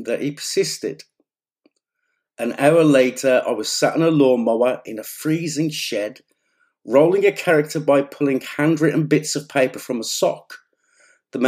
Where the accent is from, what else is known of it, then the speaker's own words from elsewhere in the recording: Black Country, West Midlands, United Kingdom; I come from the Black Country in the post-industrial Midlands